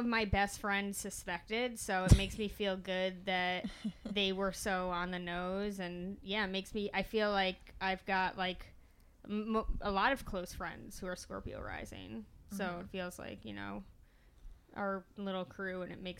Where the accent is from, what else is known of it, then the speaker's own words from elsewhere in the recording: Albany, New York, United States; I was born in Albany, New York